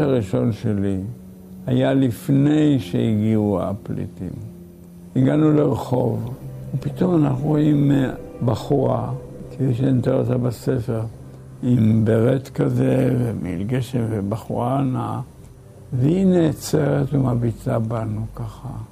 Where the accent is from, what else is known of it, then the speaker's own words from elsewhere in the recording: Israel; כשאני הייתי מארץ ישראל